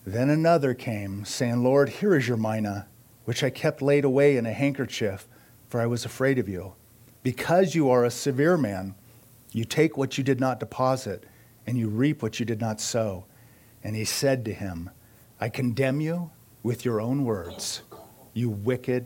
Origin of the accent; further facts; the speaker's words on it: United States; I am an American